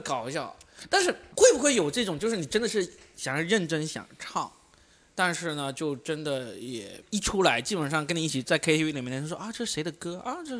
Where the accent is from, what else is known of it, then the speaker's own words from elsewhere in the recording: Guangdong, China; 就真的就是因为我是广东人，我就有这个优势。